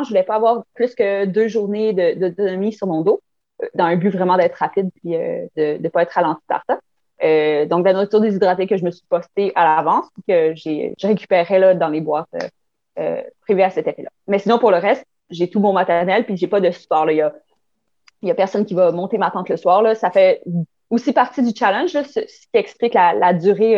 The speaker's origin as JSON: {"language": "French", "town": "Chandler", "region": "Quebec", "country": "Canada", "said": "Je viens de Chandler, en Gaspésie"}